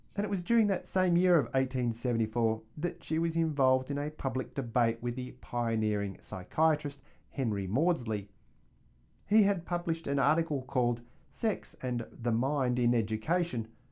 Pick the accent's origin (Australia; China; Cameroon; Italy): Australia; I'm an Australian